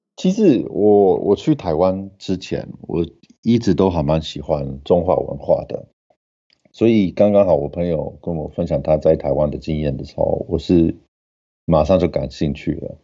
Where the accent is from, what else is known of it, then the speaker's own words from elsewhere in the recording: Johannesburg, Gauteng, South Africa; Chinese is a second language; moved away as an adult; also born or lived in Taiwan; now in Tartu, Estonia; 我是出生在南非约翰尼斯堡